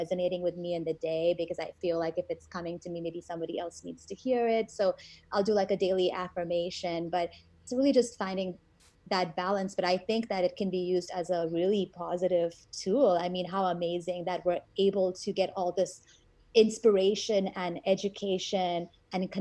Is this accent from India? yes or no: yes; India; I'm Indian